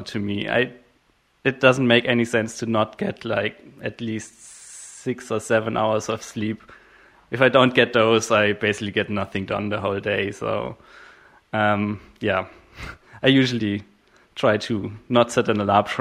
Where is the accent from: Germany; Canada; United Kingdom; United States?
Germany; I'm from Germany